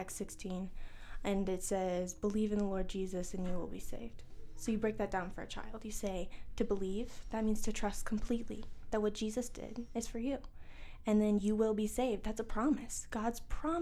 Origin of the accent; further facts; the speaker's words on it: Florida, United States; moved away as an adult; now in Missouri, United States; I'm originally from Florida, and I moved to Missouri when I was 18 years old